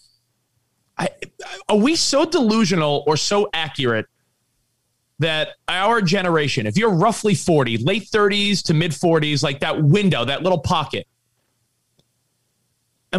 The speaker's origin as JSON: {"language": "English", "town": "New York City", "region": "New York", "country": "United States", "tie": "born or raised there", "said": "growing up in New York"}